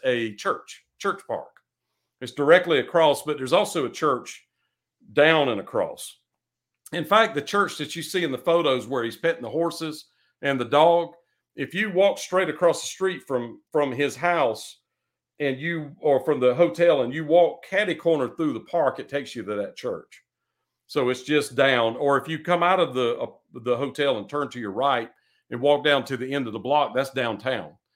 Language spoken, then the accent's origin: English; United States; I'm an American